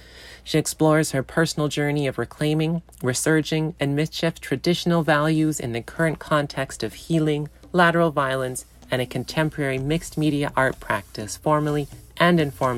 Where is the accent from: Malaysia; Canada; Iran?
Canada; Skidegate, British Columbia; now in Prince George, Canada; Squagilda Haida Gwaii Stolichaliging. I am from Skidigit, Haida Gwaii.